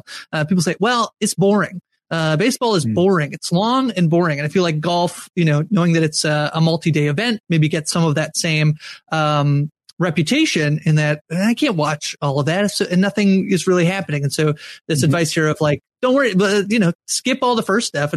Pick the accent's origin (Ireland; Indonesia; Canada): Canada; As a Canadian